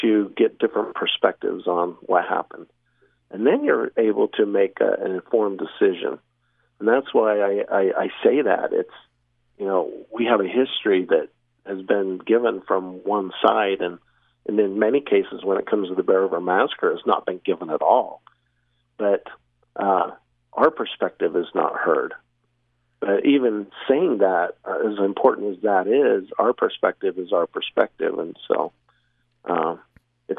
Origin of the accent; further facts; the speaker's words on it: Syracuse, Utah, United States; now in Providence, United States; I was born and raised in Syracuse